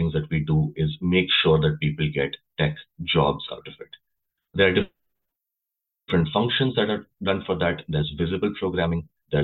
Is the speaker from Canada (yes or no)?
no; India; moved away as an adult; now in United States; I come from India originally.